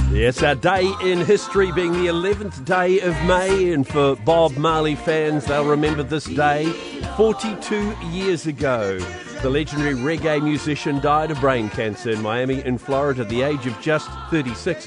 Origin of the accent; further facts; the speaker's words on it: Whanganui, Manawatū-Whanganui, New Zealand; growing up in Wanganui